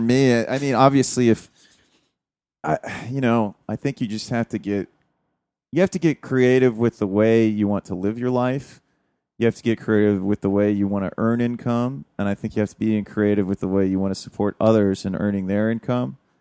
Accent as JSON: {"language": "English", "country": "United States"}